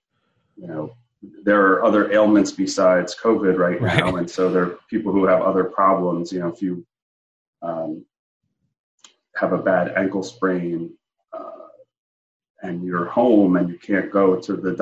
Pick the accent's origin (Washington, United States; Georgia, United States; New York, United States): New York, United States; New York City; moved away as an adult; now in Pennsylvania, United States; it was not quite that way when I was growing up in Brooklyn